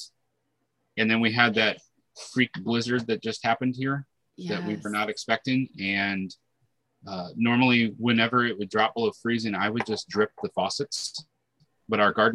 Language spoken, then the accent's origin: English; South Dakota, United States; moved away; also born or lived in Florida / Georgia; I'm originally from South Dakota, and I had lived in Florida for a little while. And then Tanya and I lived in Georgia